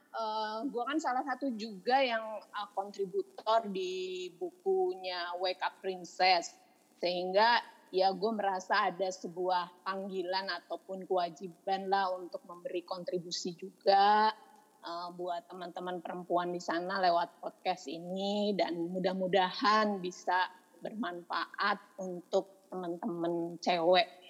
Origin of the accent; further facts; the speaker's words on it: Jakarta, Indonesia; also born or lived in Malang; gedenya Jakarta sih, cuma numpang lahir doang di Malang